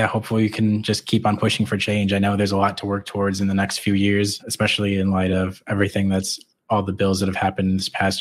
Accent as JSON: {"language": "English", "region": "Wisconsin", "country": "United States", "moved": "as an adult", "said": "I'm originally from Wisconsin"}